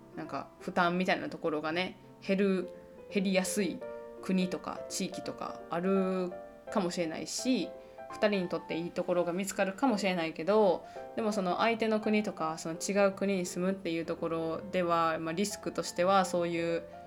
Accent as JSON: {"language": "Japanese", "country": "Japan", "also_born_or_lived": "Joensuu, Finland", "moved": "as an adult", "lives_now": "Tampere, Finland", "said": "私の出身のところはさ幸いにも何も大きい被害はなかったし遠かった"}